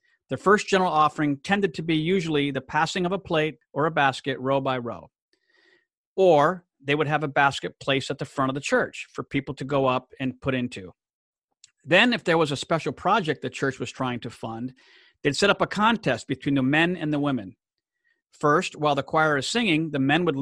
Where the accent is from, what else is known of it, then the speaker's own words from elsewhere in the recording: Gemena, Sud-Ubangi, DR Congo; moved away; my hometown in Gemena, Democratic Republic of Congo